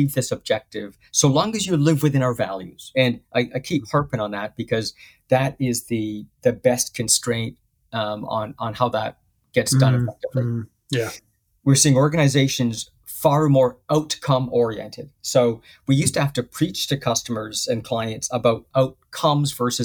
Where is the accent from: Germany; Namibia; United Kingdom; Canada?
United Kingdom; moved away; I'm a Brit